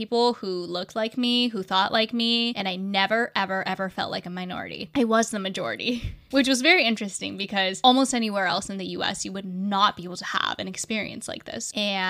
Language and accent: English; Japan; born there; I was born in December of 96 in Japan, a cold, cold winter.